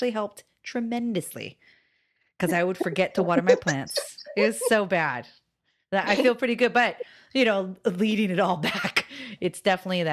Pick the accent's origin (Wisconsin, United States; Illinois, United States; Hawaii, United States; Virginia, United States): Hawaii, United States; moved away; I'm from Hawaii